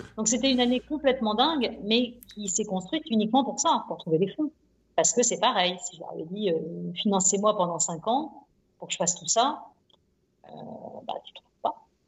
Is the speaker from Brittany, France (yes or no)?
no; Nantes, Pays de la Loire, France; je suis né à Nantes